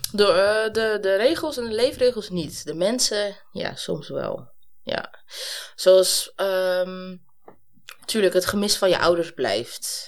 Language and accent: Dutch; Amsterdam, North Holland, Netherlands; ik ben zelf opgegroeid in Amsterdam-Noord